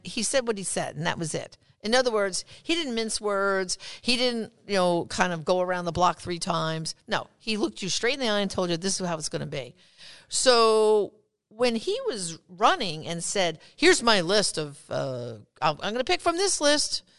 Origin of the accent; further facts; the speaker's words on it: New York, United States; I'm from New York